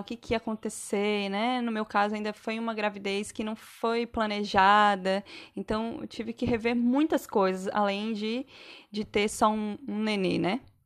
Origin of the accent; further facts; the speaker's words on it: Santa Catarina, Brazil; moved away; also born or lived in São Paulo / Bahia; sou catarinense, mas já morei em alguns lugares no Brasil. Já morei em São Paulo, já morei na Bahia.